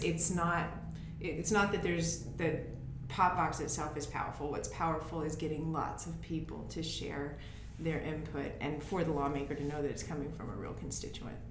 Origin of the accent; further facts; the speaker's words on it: Lexington, Tennessee, United States; also born or lived in Jackson, Tennessee; now in San Francisco area, United States; we're both originally from Lexington, and now Ben lives in Jackson, and I lived in Jackson for quite some time, and now I live uh, just south of San Francisco